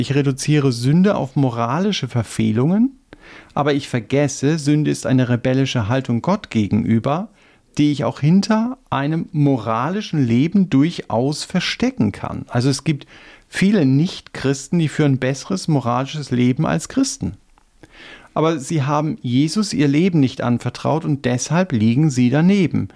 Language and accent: German; Germany; wir als Deutsche